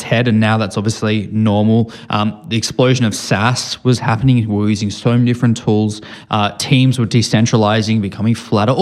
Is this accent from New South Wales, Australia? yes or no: yes; Sydney, New South Wales, Australia; moved away as an adult; now in Bay Area, United States; I grew up in Sydney, Australia. I've spent my whole life there